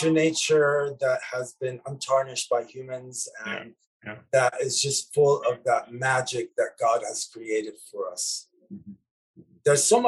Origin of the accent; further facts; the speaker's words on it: Lebanon; Yeah, because music saved my life in a way, as a child growing up in Lebanon.